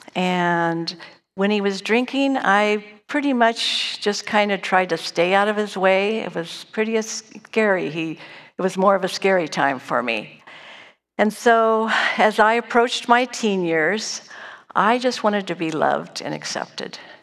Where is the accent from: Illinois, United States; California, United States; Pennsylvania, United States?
California, United States; Dunsmuir; I was born and raised in Dunsmuir, a small little town in Northern California